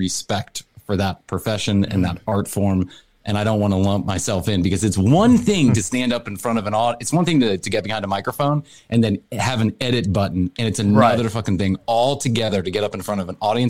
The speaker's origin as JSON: {"language": "English", "town": "Chicago", "region": "Illinois", "country": "United States", "tie": "born or raised there", "moved": "yes", "lives_now": "Atlanta, United States", "said": "I was born in Chicago"}